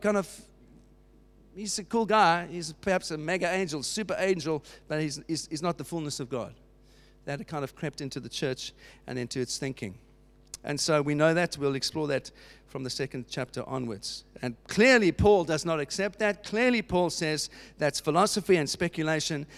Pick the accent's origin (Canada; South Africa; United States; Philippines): South Africa; Cape Town, Western Cape; moved away as an adult; now in United Kingdom; I was not born here, as you know from my accent. I was born in Cape Town, in South Africa